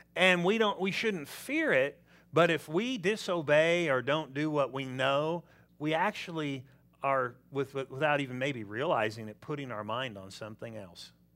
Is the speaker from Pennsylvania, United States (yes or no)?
no; Southern California, United States; I'm from Southern California.